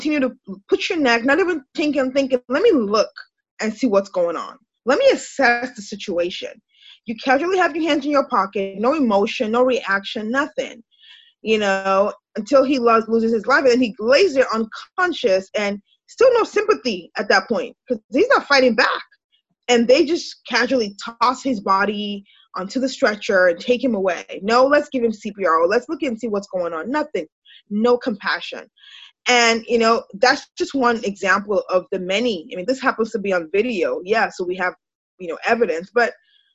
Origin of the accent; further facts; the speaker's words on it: Nigeria; moved away as an adult; now in United States; My background, I'm Nigerian, you know, but I've lived in America for, I don't know, almost 20 years